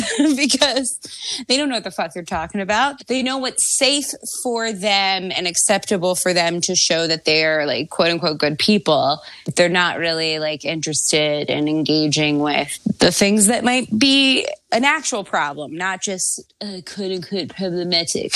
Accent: Baltimore, Maryland, United States; my hometown of Baltimore

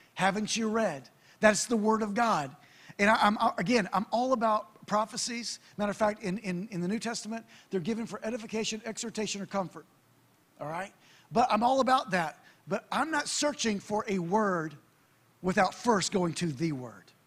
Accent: United States; I'm American

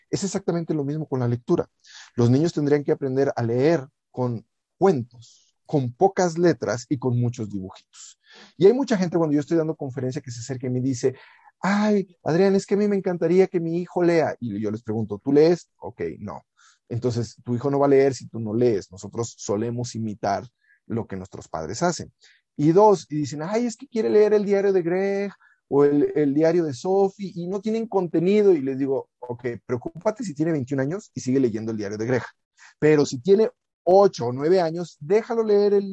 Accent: Río Verde, San Luis Potosí, Mexico; En Río Verde se había muy poca televisión, o sea, yo crecí en Río Verde, San Luis Potosí, ahí donde empieza la Huasteca.

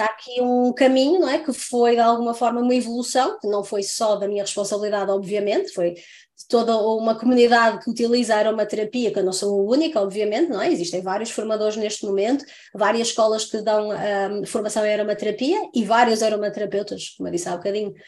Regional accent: Santa Maria da Feira, Norte, Portugal; now in France; eu sou do Norte, não é? Estava eu a dizer há bocadinho sou de Santa Maria da Feira

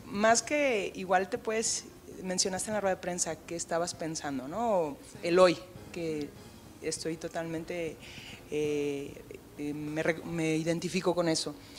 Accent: Mexico; como mexicanos

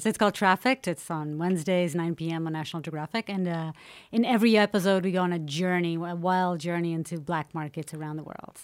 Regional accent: Portugal; growing up in Portugal.

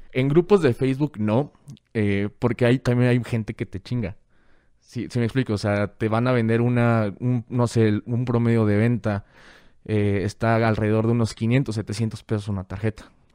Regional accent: Guadalajara, Jalisco, Mexico; nací en Guadalajara y vivo en todas partes

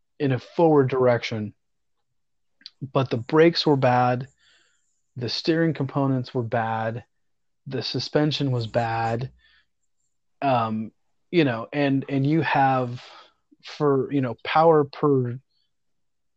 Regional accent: the South, United States; I love growing up in the South. So growing up in the South

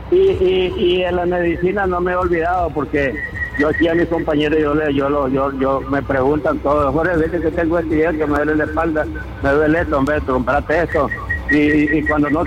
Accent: León, Nicaragua; born there; El 23 de abril de 1942 este, este, individuo nació en la ciudad de Coyolar, en, el barrio Coyolar, en la ciudad de León.

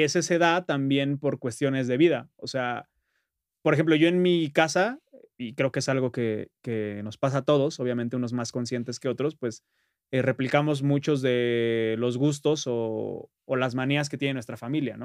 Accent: northern Valley of Mexico, State of Mexico, Mexico; los que somos de, de Tlatizapan, Tlatizapán, este, municipios hermanos, o en general de la zona norte

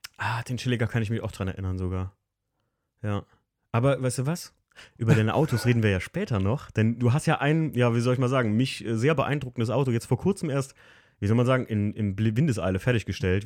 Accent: Alken, Rhineland-Palatinate, Germany; im wunderschönen Algen, meinem Heimatort

